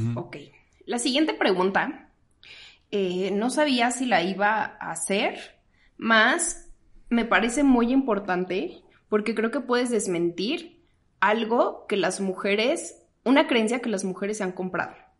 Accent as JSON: {"language": "Spanish", "town": "Toluca", "region": "State of Mexico", "country": "Mexico", "moved": "as an adult", "lives_now": "Mexico City, Mexico", "said": "yo soy de Toluca, entonces para mí no era opción quedarme en Toluca"}